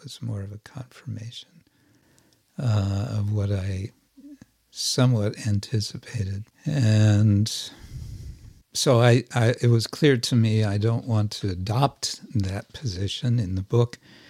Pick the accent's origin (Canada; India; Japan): India; Because they're Indian. and I'm Indian